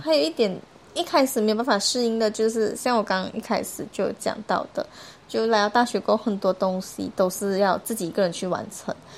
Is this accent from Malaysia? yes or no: yes; Malaysia; moved away as an adult; now in Taiwan; 我是来自马来西亚的